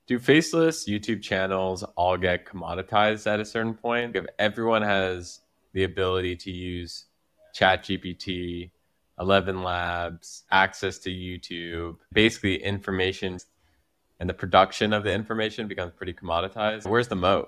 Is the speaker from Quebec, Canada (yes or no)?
yes; Quebec, Canada; accent: Quebec French; my accent is like a Quebec, a Quebec accent